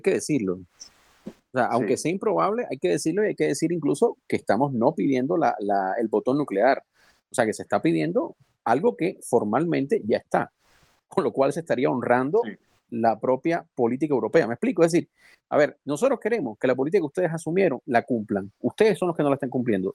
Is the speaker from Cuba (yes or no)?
yes; Cuba; moved away; Los cubanos